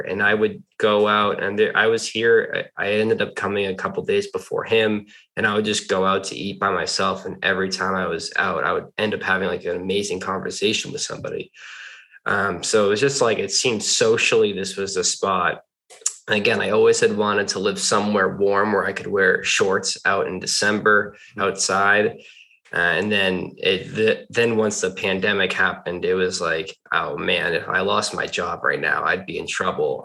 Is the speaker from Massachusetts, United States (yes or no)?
yes; Sudbury, Massachusetts, United States; moved away as an adult; now in Austin, United States; I'm originally from the Boston, Massachusetts area, Sudbury, Massachusetts